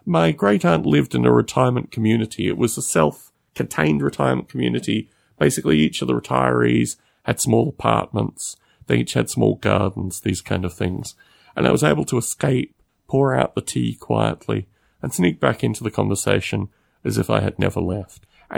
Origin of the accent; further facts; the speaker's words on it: Australia; these things are all distinctly different than my experience growing up in Australia.